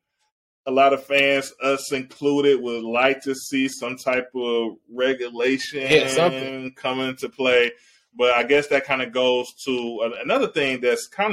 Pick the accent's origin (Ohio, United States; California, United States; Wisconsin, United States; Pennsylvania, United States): Ohio, United States; I grew up in Ohio. I was an Ohio State fan